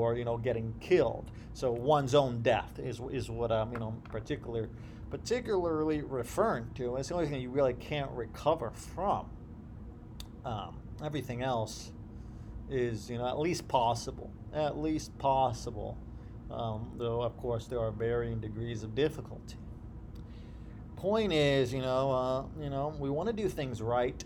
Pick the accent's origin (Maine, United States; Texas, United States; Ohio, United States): Ohio, United States; I grew up in Ohio